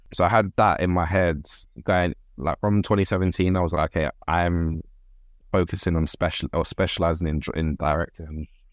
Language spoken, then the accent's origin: English; London, United Kingdom; I grew up in Birkengreen, Whitechapel